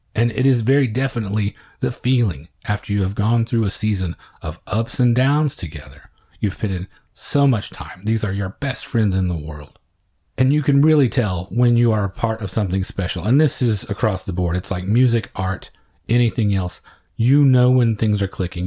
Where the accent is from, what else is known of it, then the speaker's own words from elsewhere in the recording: small town Oklahoma, United States; small town Oklahoma, over three decades later, things were not much different in terms of the diversity you encountered. We played against other schools our size in the area